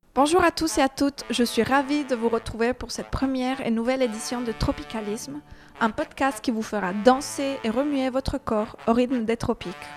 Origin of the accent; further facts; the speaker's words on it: Costa Rica; French is a second language; now in Paris, France; j'ai un petit accent, je suis née au Costa Rica